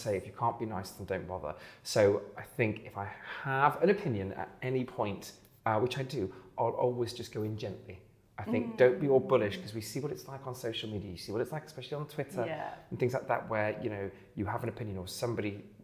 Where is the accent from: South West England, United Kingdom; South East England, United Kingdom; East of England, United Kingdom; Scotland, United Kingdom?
South West England, United Kingdom; Bristol; moved away as an adult; also born or lived in London / Thornbury; I'm from Bristol originally, and I lived in London for many years